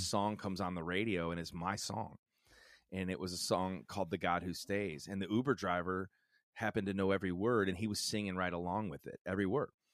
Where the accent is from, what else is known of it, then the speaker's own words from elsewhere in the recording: Chicago, Illinois, United States; a pastor's family and a small church growing up in the suc, uh, suburbs of Chicago